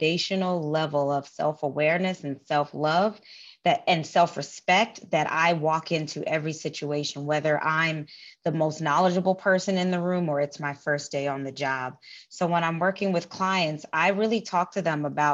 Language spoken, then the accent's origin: English; New York City, New York, United States; moved away as an adult; also born or lived in Puerto Rico (family) / Maryland; now in Los Angeles, United States; I'm originally from the Bronx, New York. I currently live in Los Angeles